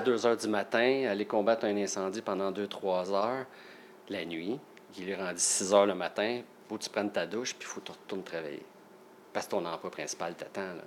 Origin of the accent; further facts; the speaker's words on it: Salaberry-de-Valleyfield, Quebec, Canada; now in Saint-Zotique, Canada; je suis natif de Valleyfield. Je suis un vrai campi valencien.